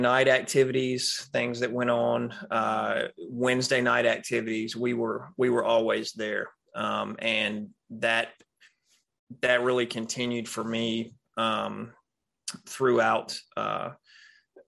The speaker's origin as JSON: {"language": "English", "town": "Raleigh", "region": "North Carolina", "country": "United States", "tie": "born or raised there", "also_born_or_lived": "San Diego", "said": "I am from the South. Born in Raleigh, North Carolina, still live in Raleigh, North Carolina. In fact, the only time I have really been away from my hometown is the 4 years I spent in the U.S. Navy"}